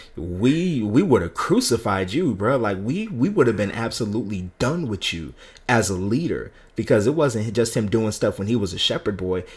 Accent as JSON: {"language": "English", "region": "California", "country": "United States", "tie": "born or raised there", "said": "growing up in California"}